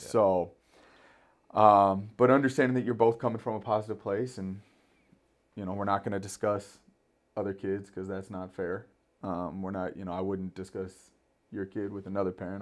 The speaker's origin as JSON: {"language": "English", "town": "Thousand Oaks", "region": "California", "country": "United States", "tie": "born or raised there", "said": "growing up in Thousand Oaks, always thought I'd go to Thousand Oaks High School"}